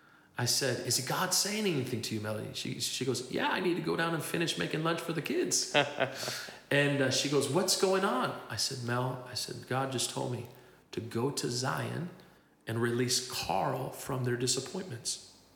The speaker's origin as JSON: {"language": "English", "town": "Tlajomulco de Zuniga", "region": "Jalisco", "country": "Mexico", "tie": "born or raised there", "said": "arrested them in my hometown of Tlajomulco de Zuniga in Mexico"}